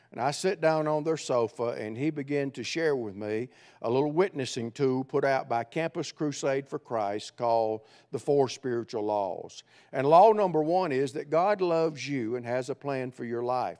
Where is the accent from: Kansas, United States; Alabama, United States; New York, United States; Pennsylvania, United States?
Alabama, United States; central; accent: Southerner; moved away as an adult; also born or lived in Cleveland, Tennessee / Ohio; I grew up in central Alabama